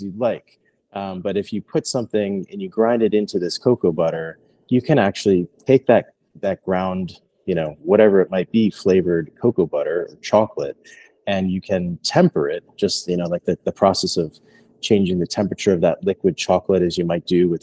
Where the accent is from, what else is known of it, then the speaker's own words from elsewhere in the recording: Philadelphia, Pennsylvania, United States; moved away; I'm from Philadelphia originally